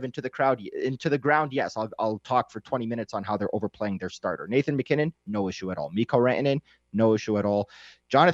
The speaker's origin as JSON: {"language": "English", "town": "Ottawa", "region": "Ontario", "country": "Canada", "tie": "born or raised there", "also_born_or_lived": "Montreal", "moved": "yes", "lives_now": "Denver, United States", "said": "I was born in Ottawa"}